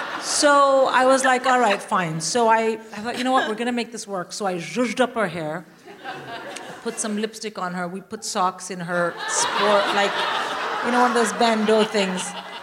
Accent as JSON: {"language": "English", "country": "India", "said": "I'm Indian. I would rather die."}